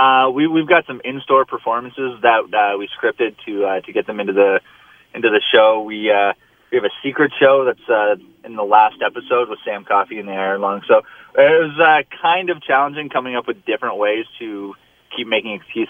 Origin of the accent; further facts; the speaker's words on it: Hamilton, Ontario, Canada; Yeah, I'm born and raised in Hamilton.